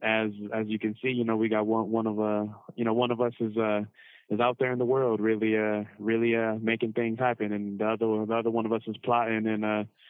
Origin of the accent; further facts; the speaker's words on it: Cleveland, Ohio, United States; I was born and raised in Cleveland, Ohio